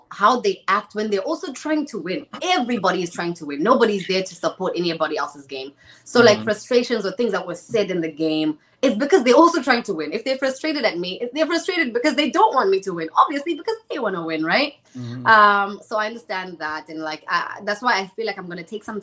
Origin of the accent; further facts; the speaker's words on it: Zimbabwe; moved away as an adult; now in Canada; I'm from Zimbabwe. Born and raised.